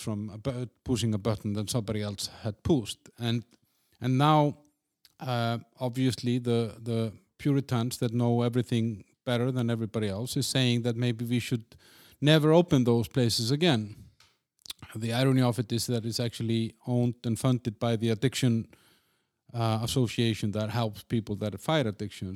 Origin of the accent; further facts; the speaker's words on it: Iceland; moved away; in my home country, in Iceland